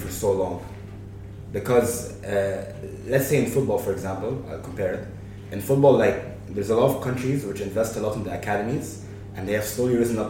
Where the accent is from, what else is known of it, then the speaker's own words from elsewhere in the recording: Egypt; I'm from Egypt.